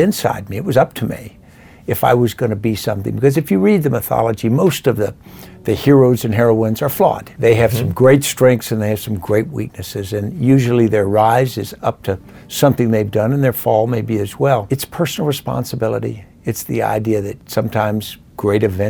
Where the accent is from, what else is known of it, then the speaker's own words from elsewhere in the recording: Arlington, Virginia, United States; I grew up in Arlington, Virginia in those years